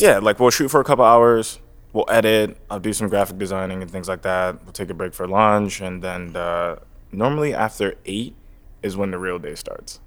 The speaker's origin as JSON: {"language": "English", "region": "New Jersey", "country": "United States", "said": "I'm from New Jersey, but, uh, the background is Trinidadian and Egyptian"}